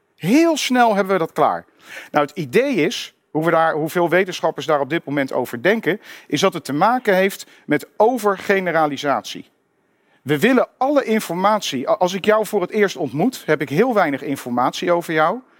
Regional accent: Netherlands; waar kom je vandaan? Ik zei Nederland

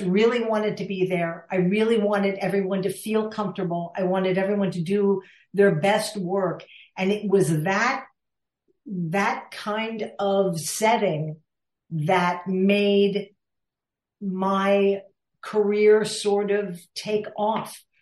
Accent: Villanova, Pennsylvania, United States; I grew up outside of Philadelphia in Villanova, Pennsylvania

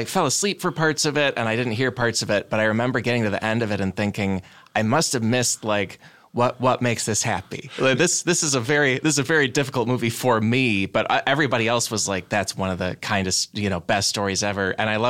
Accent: Chicago, Illinois, United States; With Rudy in particular, I grew up around Chicago, mostly raised Catholic.

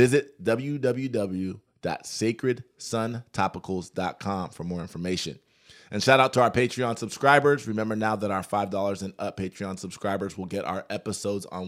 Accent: Columbus, Ohio, United States; I'm from Columbus, Ohio

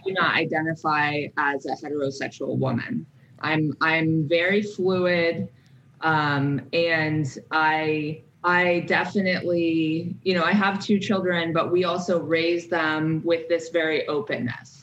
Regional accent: San Francisco Bay Area, California, United States; also born or lived in Alaska; I was born in Alaska in, you know, in a like woodsy upbringing. And then I was moved to the San Francisco Bay Area

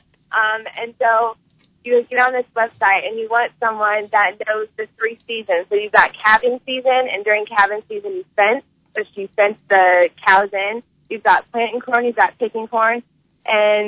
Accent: Imperial, Nebraska, United States; I'm from Imperial, Nebraska.

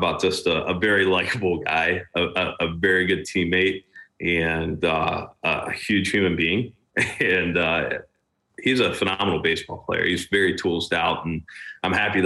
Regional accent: Middletown, United States; my hometown

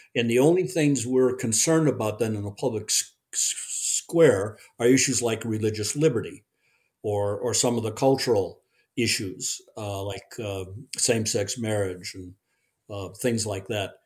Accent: Park Ridge, Illinois, United States; I was raised in the Chicago Chicago suburbs, Park Ridge

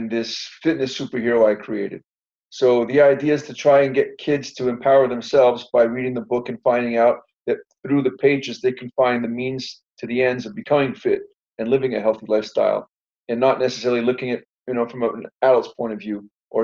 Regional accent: Canada; I was raised up in Canada, man.

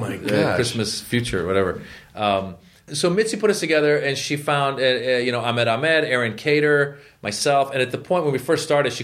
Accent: United States; also born or lived in Iran; it's hard growing up Iranian in America

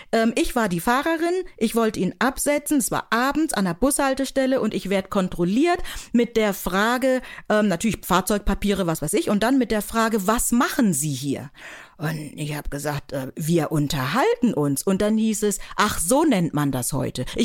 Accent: Buxtehude, Lower Saxony, Germany; also born or lived in Nigeria; Ich bin in Buxtehude aufgewachsen, hatte wirklich eine wahnsinns tolle Kindheit.

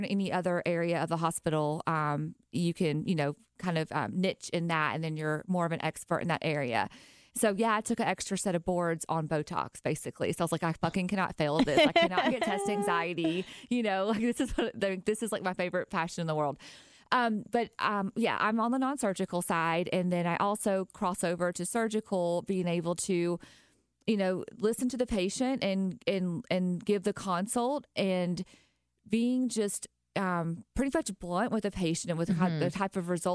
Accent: Nashville, Tennessee, United States; accent: country; moved away as an adult; now in Tampa, United States; I'm originally from Nashville and I moved here 2 years ago

